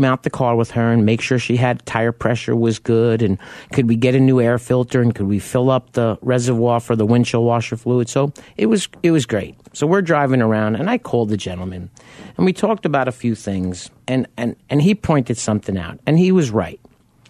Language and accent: English; New York, United States; me being a New Yorker